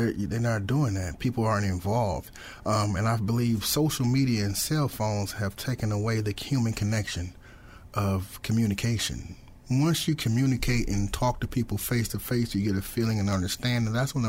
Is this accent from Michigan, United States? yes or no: no; Peoria, Illinois, United States; growing up on the South End in Peoria, the pressure was being poor